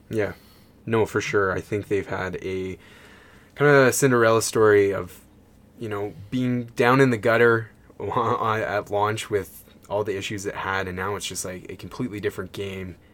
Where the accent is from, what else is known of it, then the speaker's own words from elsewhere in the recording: Canada; being a Canadian